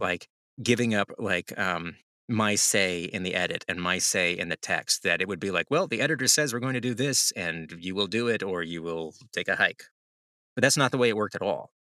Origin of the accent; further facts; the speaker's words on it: the South, United States; I'm from the South, so when you drag something in the past sense f, tense for me, that's drug.